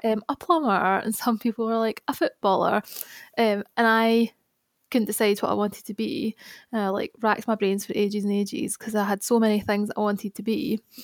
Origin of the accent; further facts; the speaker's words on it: Glasgow, Scotland, United Kingdom; now in Birmingham, United Kingdom; I was born in Glasgow and I now love, live in Birmingham.